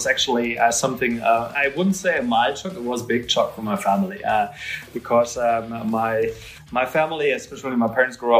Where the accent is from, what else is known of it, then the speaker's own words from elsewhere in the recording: Dusseldorf, North Rhine-Westphalia, Germany; English is a second language; I grew up in the classic German working-class family kind of circumstances and basically lived the classic boring life.